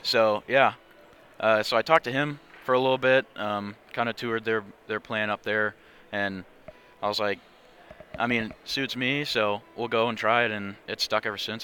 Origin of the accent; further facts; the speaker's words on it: Olathe, Kansas, United States; was born and raised in Olathe